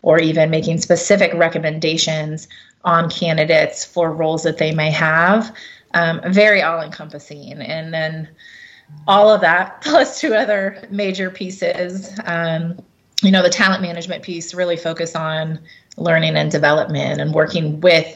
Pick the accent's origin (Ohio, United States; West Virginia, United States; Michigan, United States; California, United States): Ohio, United States; Cincinnati; I got my start with my hometown team of the Cincinnati Bengals